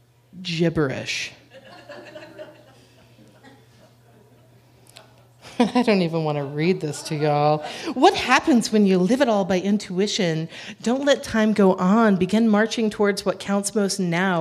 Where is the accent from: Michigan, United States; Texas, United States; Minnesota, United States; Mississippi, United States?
Texas, United States; moved away as an adult; also born or lived in Chicago; I'm a Texan.